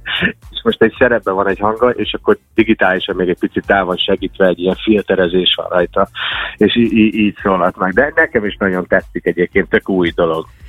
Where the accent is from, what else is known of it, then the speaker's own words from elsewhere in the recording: United States; first language English; Hungarian is a second language; now in Hungary; én Amerikában születtem, és Magyarországra költöztem. Nekem a Magyarország, most is lehet hallni a hangomon, de ez a második